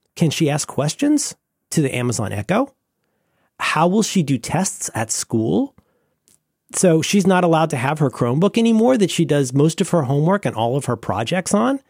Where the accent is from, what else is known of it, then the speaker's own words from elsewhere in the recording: Florida, United States; growing up in Florida